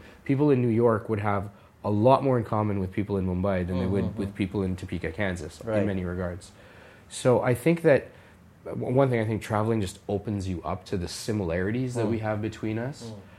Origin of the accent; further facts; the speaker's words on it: Canada; because it's birthplace of my family and, you know, in many ways it feels like roots, even though I was born and raised in Canada.